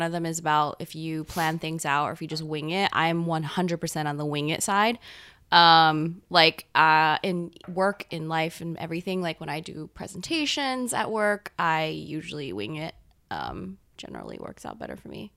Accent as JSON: {"language": "English", "town": "Gainesville", "region": "Florida", "country": "United States", "tie": "born or raised there", "also_born_or_lived": "Taiwan / North Carolina", "moved": "as an adult", "lives_now": "New York, United States", "said": "I moved to Gainesville, Florida"}